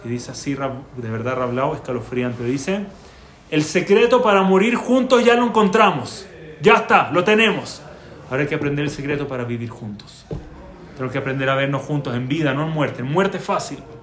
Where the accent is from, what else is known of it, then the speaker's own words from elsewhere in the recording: Chile; moved away; also born or lived in Baltimore, United States; Yo en Chile